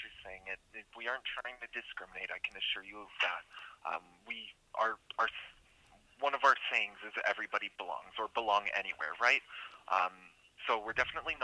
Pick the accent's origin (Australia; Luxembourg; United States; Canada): Canada; Manitoba; I'm from Manitoba